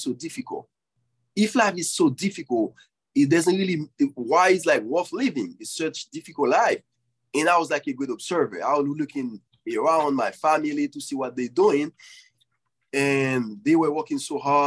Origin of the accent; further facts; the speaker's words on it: Haiti; moved away; when I grew up in Haiti